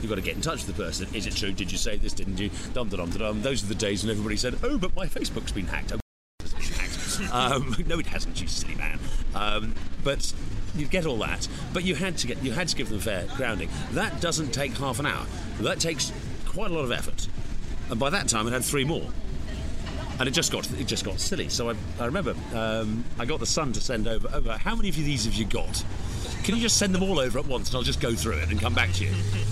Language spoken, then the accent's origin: English; England, United Kingdom; We're English